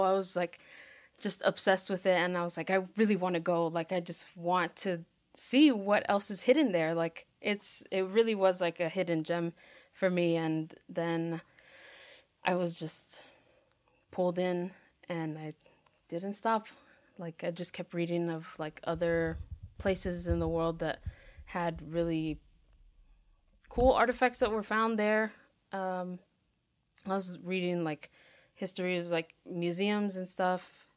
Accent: Miami, Florida, United States; moved away; also born or lived in Nicaragua (family); I'm from Miami, Florida. Um, my family is from Nicaragua, but I grew up in the States

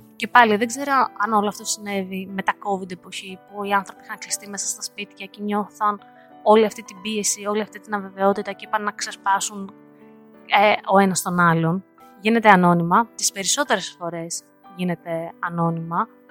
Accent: Varda, Western Greece, Greece; moved away as an adult; now in United States; επικοινωνώ με την παρέα μου κάτω στη Βάρδα, στο χωριό μου, συνεχώς.

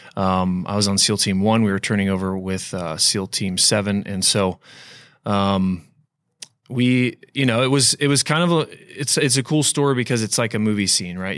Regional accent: Florida, United States; I grew up in Florida

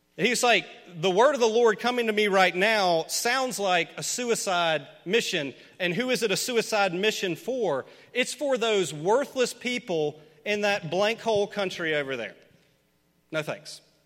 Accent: Memphis, Tennessee, United States; Memphis, my hometown

